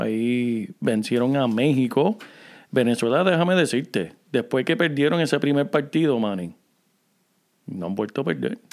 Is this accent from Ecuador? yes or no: no; Corozal, Puerto Rico; del pueblo donde yo me crié en Puerto Rico